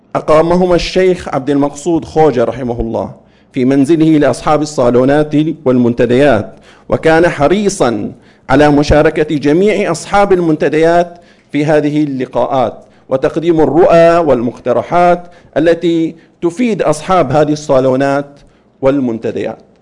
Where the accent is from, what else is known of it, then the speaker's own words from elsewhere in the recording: Saudi Arabia; في بلادنا المملكة العربية السعودية